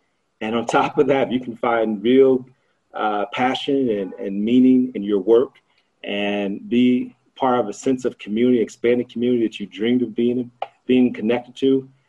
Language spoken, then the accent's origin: English; Cincinnati, Ohio, United States; moved away as an adult; also born or lived in Harare, Zimbabwe; I grew up in the Midwest, proud Midwesterner, Ohio.